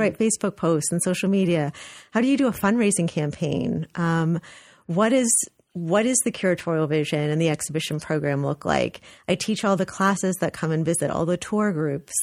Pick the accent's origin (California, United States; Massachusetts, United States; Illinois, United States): California, United States; Los Angeles; moved away as an adult; also born or lived in Berkeley, California; now in New Haven, United States; I'm actually from California, so I was born and raised in Los Angeles